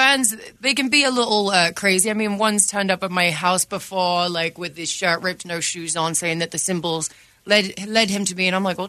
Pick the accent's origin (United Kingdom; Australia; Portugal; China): United Kingdom; England; moved away